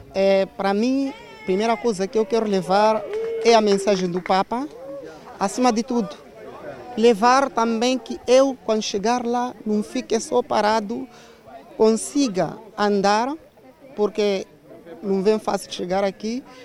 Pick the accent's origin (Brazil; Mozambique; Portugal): Mozambique; Cabo Delgado; Eu estou na província de Cabo Delgado, eh, na diocese de Pemba